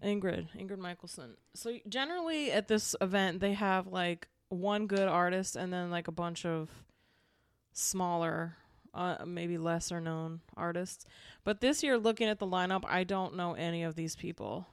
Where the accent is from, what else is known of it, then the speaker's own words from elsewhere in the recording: Pennsylvania, United States; moved away; I grew up in Pennsylvania